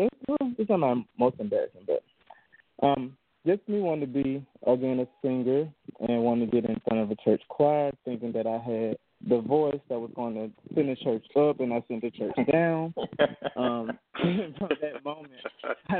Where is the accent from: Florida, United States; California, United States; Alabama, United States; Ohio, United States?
Alabama, United States; Birmingham; also born or lived in Montgomery, Alabama; I was born in Birmingham, Alabama, and I went to school at Alvion University in Montgomery